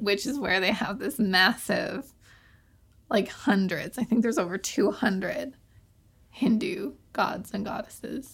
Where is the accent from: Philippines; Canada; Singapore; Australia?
Canada; accent: Canadian; my Canadian accent